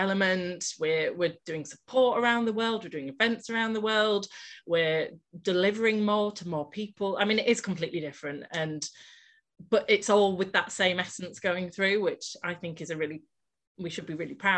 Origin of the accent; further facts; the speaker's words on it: Malton, Yorkshire and the Humber, United Kingdom; also born or lived in south of England; I moved back up to Malton, which is my hometown